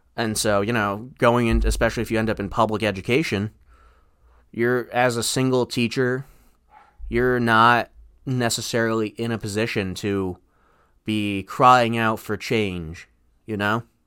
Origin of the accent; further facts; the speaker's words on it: Farmington, United States; my hometown, Farmington.